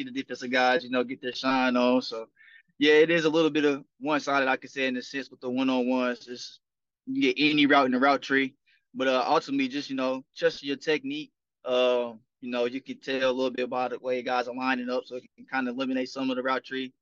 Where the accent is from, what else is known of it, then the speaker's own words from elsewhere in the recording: Indianapolis, Indiana, United States; moved away; And I'm back in my hometown. I'm from Indianapolis